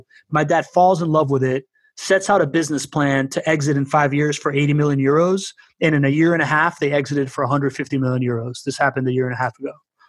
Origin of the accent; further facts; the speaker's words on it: Venezuela; I come from Venezuela.